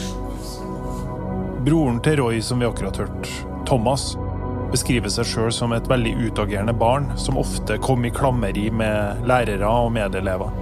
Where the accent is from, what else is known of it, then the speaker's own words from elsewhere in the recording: Trondheim, Trøndelag, Norway; den plassen der jeg vokste opp på 90-tallet, Ranheim